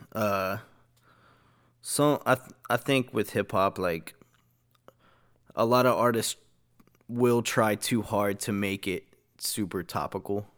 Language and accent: English; Dallas–Fort Worth area, Texas, United States; I usually just go with Dallas